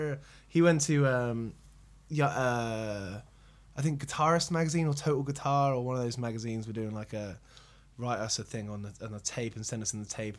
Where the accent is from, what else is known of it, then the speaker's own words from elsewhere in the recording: Buckinghamshire, South East England, United Kingdom; also born or lived in Aylesbury / Berkhamsted; We grew up in Buckinghamshire, and my parents are from Harrow, and they just moved out sort of northwest from there